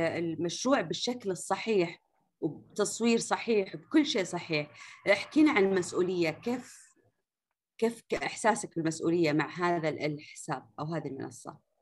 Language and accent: Arabic; Riyadh, Riyadh Province, Saudi Arabia; هنا عندنا في الرياض